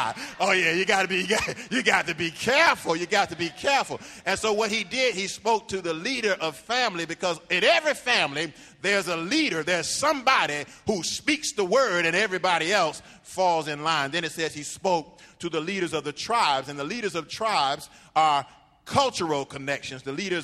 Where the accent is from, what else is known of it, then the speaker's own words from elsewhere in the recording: Miami, Florida, United States; I'm from Liberty City, and I'm from Scott Projects, the Poking Beans. That's where I'm from. I'm from. Yeah, I may live someplace else